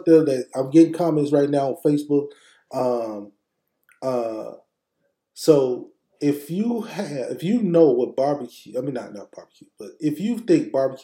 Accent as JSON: {"language": "English", "region": "Mississippi", "country": "United States", "said": "Tylertown, Mississippi. Down south. My home state."}